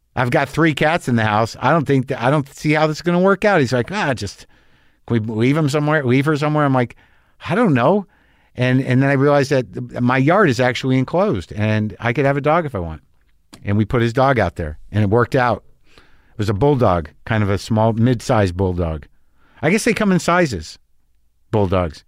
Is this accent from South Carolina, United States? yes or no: no; New Mexico, United States; I grew up in New Mexico